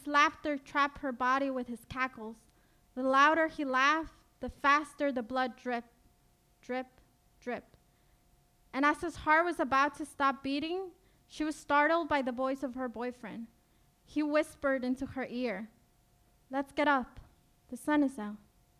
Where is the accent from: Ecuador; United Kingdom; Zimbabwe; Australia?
Ecuador; now in United States; I got advanced parole to return to my home country, Ecuador